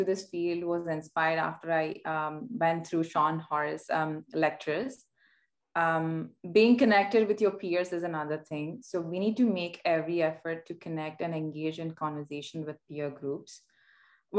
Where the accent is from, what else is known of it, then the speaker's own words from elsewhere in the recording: India; moved away as an adult; now in Vancouver, Canada; Born and raised in India, I had the opportunity to work in different locations around the world before moving to Vancouver